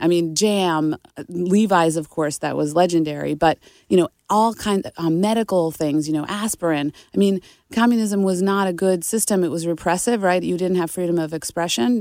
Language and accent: English; Nita Lowey's district, New York, United States; my hometown representative, Nita Lowy